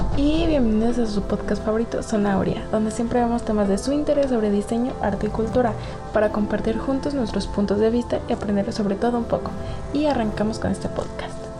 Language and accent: Spanish; Mexico